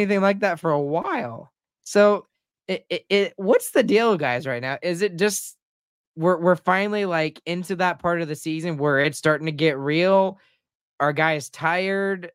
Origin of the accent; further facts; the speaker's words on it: Texas, United States; moved away; I'm a Texan